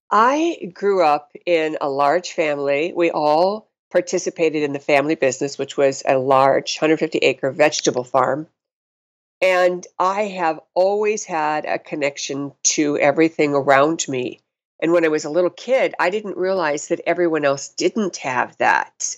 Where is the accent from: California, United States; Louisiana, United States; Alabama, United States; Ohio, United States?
Ohio, United States; North Ridgeville; moved away as an adult; also born or lived in Madison, Wisconsin / West Coast / Montana; grew up in a little town called North Ridgeville, Ohio